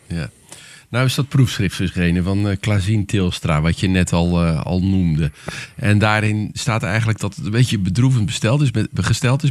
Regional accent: Netherlands; wij spreken als Nederlanders

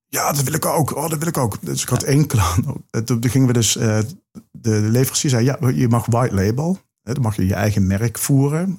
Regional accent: Limburg, Netherlands; accent: Limburgish; dat is mijn uh, Limburgse accent

